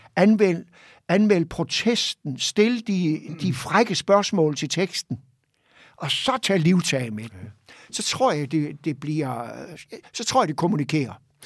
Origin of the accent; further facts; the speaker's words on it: Hirtshals, North Denmark Region, Denmark; jeg kommer jo op fra Hirtshals, ja. fiskerbyen deroppe, og voksede op i et trygt og godt og harmonisk hjem